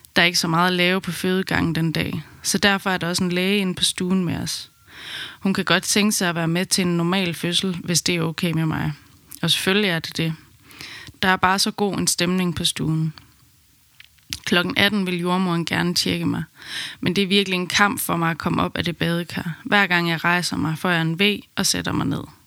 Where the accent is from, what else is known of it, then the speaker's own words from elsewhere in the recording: Aarhus, Central Denmark Region, Denmark; moved away as an adult; now in Amsterdam, Netherlands; Vi kommer fra Aarhus, men besluttede midt i min graviditet, at vi ville flytte til Amsterdam under min barsel